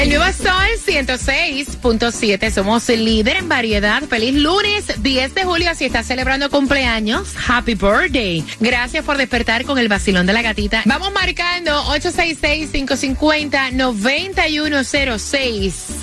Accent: Puerto Rico; yo, a pesar de que soy puertorriqueña y la piña colada es muy típica de nosotros en Puerto Rico

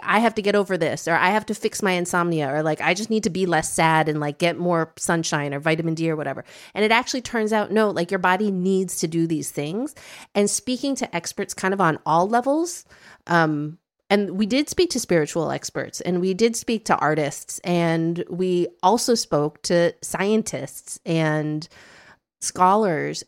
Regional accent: Midwest, United States; now in Brooklyn, United States; I grew up in the Midwest and I have some very Midwestern tendencies

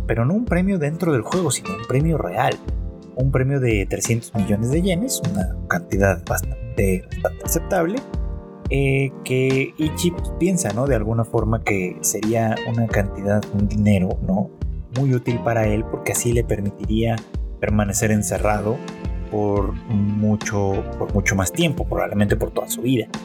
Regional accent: Mexico; se decía mucho en, en mi país, en México

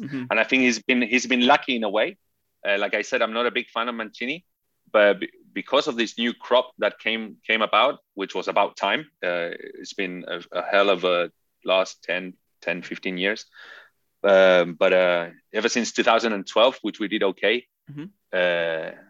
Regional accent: Chile; also born or lived in England; So I grew up in this very Italian environment, even though I grew up in Chile and in England. Never actually lived in Italy.

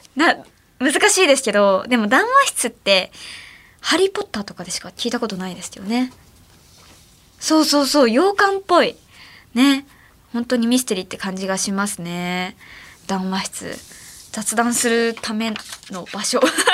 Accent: Ehime, Japan; 私の地元の愛媛では七夕ゼリーが出てた

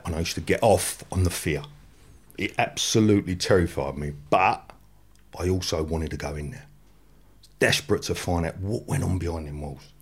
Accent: London, United Kingdom; I grew up in the flats that overlooked Pentonville Prison

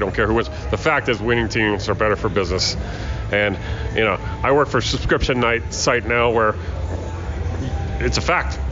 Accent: New England, United States; now in Denver, United States; I'm from New England

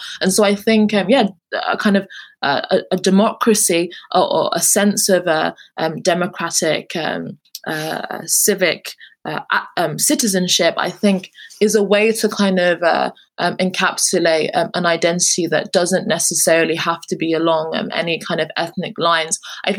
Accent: England, United Kingdom; I often consider myself as a British Nigerian or a British person, even though I'm obviously born, raised and live in England.

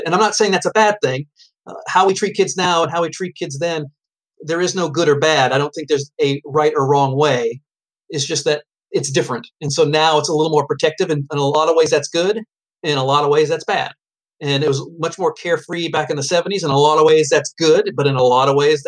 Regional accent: New Hampshire, United States; I'm from New Hampshire

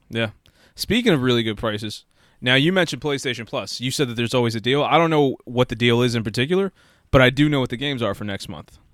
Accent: United States; I was born in America

